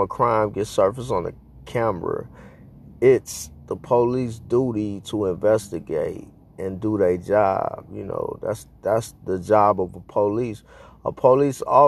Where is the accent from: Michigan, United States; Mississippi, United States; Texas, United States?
Texas, United States; Houston; moved away; I grew up in Houston